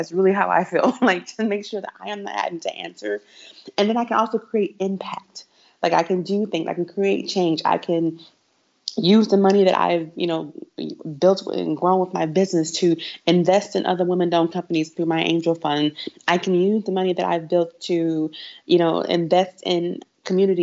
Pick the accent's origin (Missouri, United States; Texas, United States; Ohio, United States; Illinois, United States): Texas, United States; Houston; I grew up in Houston, and I went to Kerr High School, which is an A-Leaf ISD in Houston, Texas